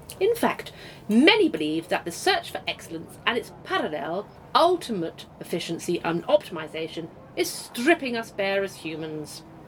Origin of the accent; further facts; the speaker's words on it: Slough, South East England, United Kingdom; No, I'm from Slough.